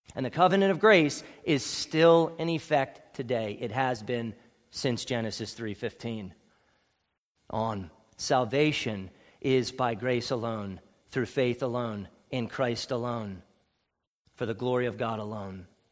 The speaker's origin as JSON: {"language": "English", "town": "Ephrata", "region": "Pennsylvania", "country": "United States", "tie": "born or raised there", "said": "I was born at Ephrata Community Hospital."}